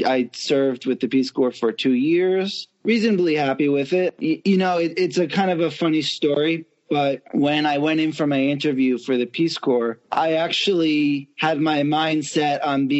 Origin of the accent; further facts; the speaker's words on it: Long Island, New York, United States; accent: Long Island; moved away as an adult; now in Ulaanbaatar, Mongolia; I hail from Long Island, New York, much celebrated as well as it is begrudged for kind of Jersey Shore and that sort of thing. I grew up in the really typical middle-class background suburbs of Long Island.